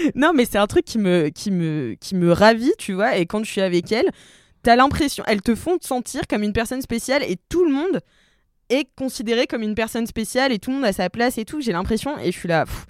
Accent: Nantes, Pays de la Loire, France; je viens de Nantes

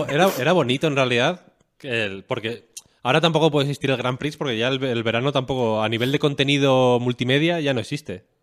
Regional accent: León, Castile and León, Spain; moved away; yo soy de León Capital, yo no tengo pueblo

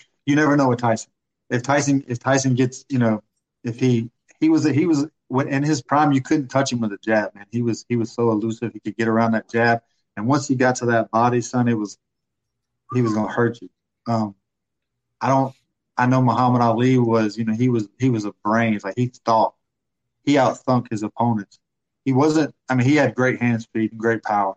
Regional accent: Pensacola, Florida, United States; I'm from Pensacola

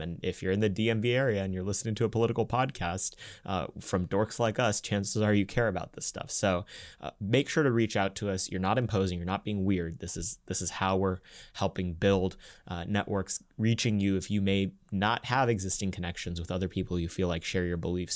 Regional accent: United States; also born or lived in India; my dad moved to the United States in nineteen ninety-six. We moved in nineteen ninety-eight, right after I was born

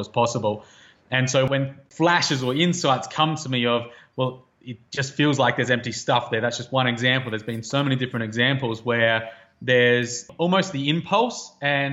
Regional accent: Australia; moved away as an adult; growing up in Outback Australia and spending a lot of years there

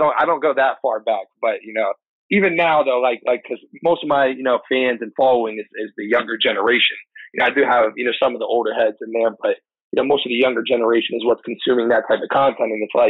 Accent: Tampa, Florida, United States; now in New York, United States; I'm from Florida. What part? Tampa.

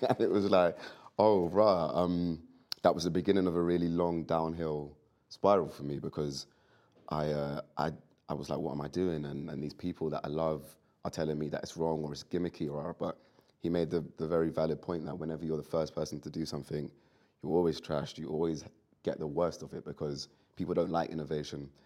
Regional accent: London, United Kingdom; I'm from London. I've grown up in it

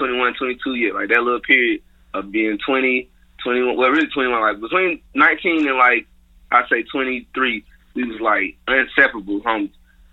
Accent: Atlanta, Georgia, United States; I'm from the West Side

